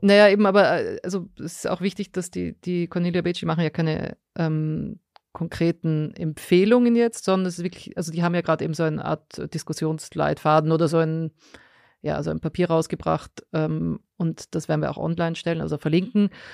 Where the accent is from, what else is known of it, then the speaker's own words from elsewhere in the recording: Austria; moved away; bei uns in Österreich